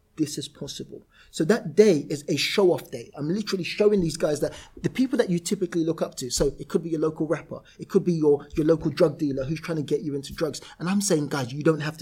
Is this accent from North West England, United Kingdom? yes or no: no; London, United Kingdom; I literally went to where I was born and raised. I wasn't born there, where I was raised in Camberwell.